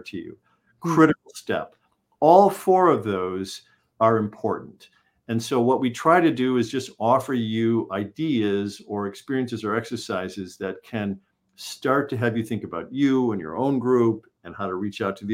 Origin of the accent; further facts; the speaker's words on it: Chicago, Illinois, United States; I was born in Chicago.